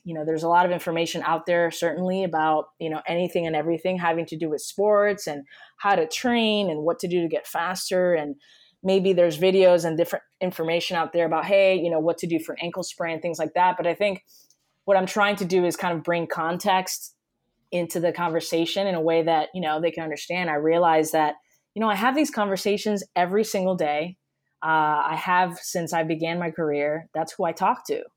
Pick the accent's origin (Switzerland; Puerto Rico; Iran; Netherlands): Puerto Rico; moved away as an adult; also born or lived in Connecticut, United States; now in Miami, United States; I was born and raised in Puerto Rico